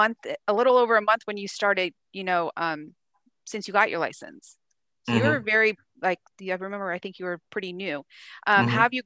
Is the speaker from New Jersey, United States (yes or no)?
no; Pennsylvania, United States; moved away as an adult; now in Texas, United States; I'm not from here. I'm from Pennsylvania, but I still like it here a lot. it's kind of reminds me, I live out further in the like Fulshear area, so it's a little more country. So it reminds me of back home.